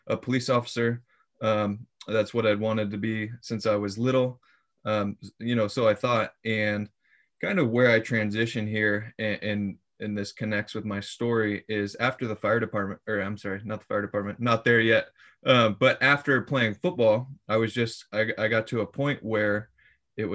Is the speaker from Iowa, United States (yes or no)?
yes; Iowa, United States; moved away as an adult; also born or lived in Springfield, Missouri; I was born and raised in Iowa